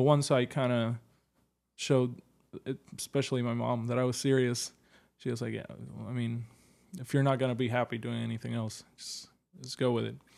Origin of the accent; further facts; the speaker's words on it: Puerto Rico; now in New York, United States; I'm from Puerto Rico